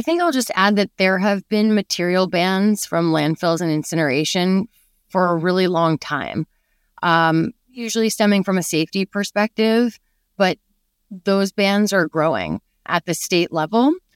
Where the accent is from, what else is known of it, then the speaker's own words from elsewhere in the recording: New York City, New York, United States; I grew up in New York City